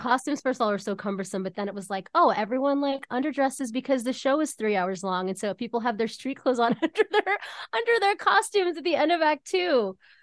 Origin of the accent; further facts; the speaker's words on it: Pittsburgh, Pennsylvania, United States; I was coming here from Pittsburgh, Pennsylvania every summer